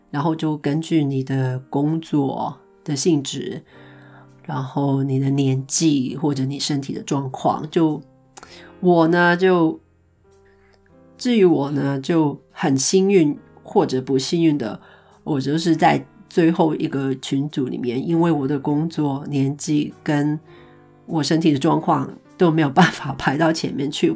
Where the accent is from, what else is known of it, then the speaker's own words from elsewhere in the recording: Hong Kong; moved away as an adult; now in Iceland; 因为我是香港人嘛， 零三年的时候呢，我们经历过SARS